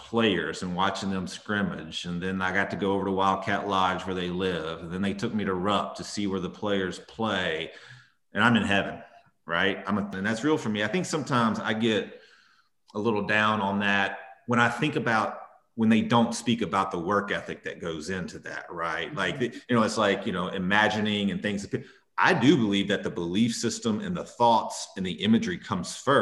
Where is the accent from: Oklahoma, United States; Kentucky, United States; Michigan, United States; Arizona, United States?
Kentucky, United States; Edmonton; growing up in Kentucky